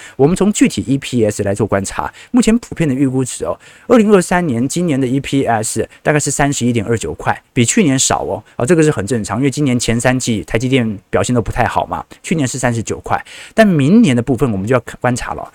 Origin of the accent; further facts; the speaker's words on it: Taiwan; 我们台湾人